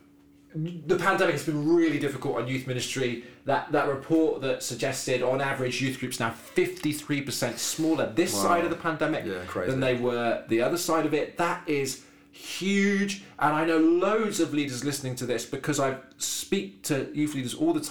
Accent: Devon, South West England, United Kingdom; moved away as an adult; I am from Devon, so I lived 18 years in Devon.

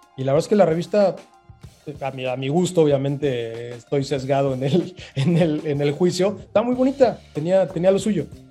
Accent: Mexico; now in Playa del Carmen, Mexico; Soy, soy el mexicano número veintinueve en escalar el Everest

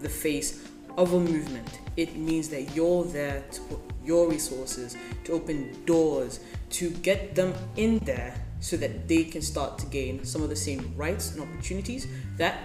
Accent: Ethiopia; also born or lived in Zambia; now in Malaysia; I grew up in Ethiopia, one of the countries that's been considered the hungriest

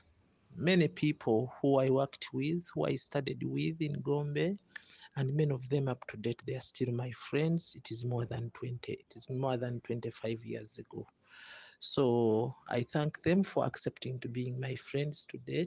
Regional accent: Masaka, Bukomansimbi, Central Region, Uganda; I come from Masaka, Bukoma, Simbi

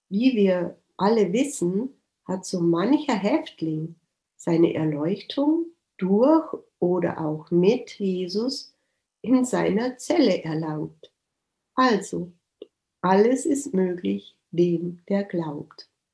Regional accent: Germany; ich ja als Deutsche

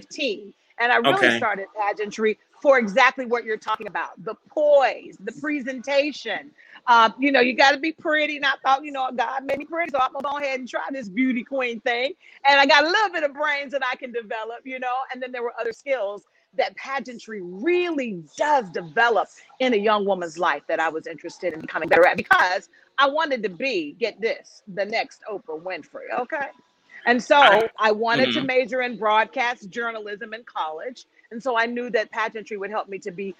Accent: Burlington, North Carolina, United States; moved away as an adult; also born or lived in Boston, Massachusetts; I became the 39th Miss Burlington, my hometown

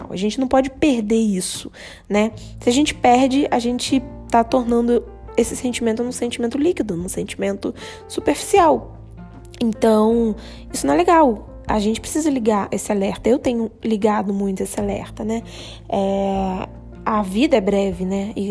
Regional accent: Rio de Janeiro, Brazil; now in Indaiatuba, Brazil; Então, eu venho do Rio de Janeiro, eu morava no Rio, né?

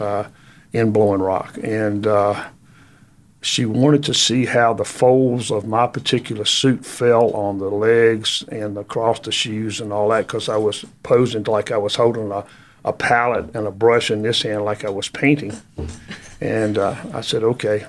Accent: Halifax County, Virginia, United States; moved away as an adult; also born or lived in Lynchburg, Virginia; now in Jonesborough, United States; I was born in Virginia, born in Halifax County, Virginia

